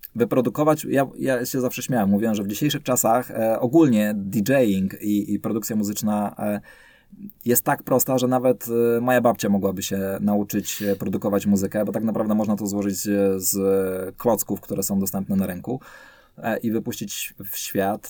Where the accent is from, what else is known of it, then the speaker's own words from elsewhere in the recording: Silesian Voivodeship, Poland; Ja ogólnie się urodziłem, wychowałem na Śląsku